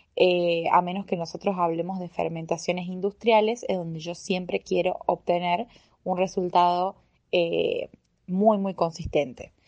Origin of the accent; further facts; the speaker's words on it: Tucumán, Argentina; accent: Tucumán; now in Córdoba, Argentina; yo soy tucumana, por si no se me nota en el acento. Eh, sí, sí, yo soy tucumana